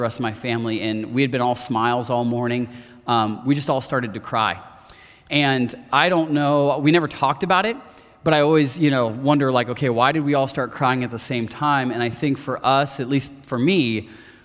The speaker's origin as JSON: {"language": "English", "town": "Marion", "region": "Ohio", "country": "United States", "tie": "born or raised there", "said": "I grew up in Marion, Ohio, not too far from here"}